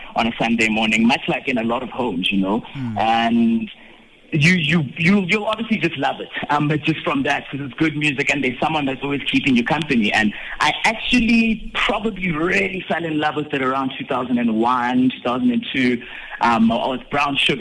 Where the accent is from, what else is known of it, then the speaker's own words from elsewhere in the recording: Bethlehem, Free State, South Africa; now in Johannesburg, South Africa; grew up in Bethlehem, in the Free State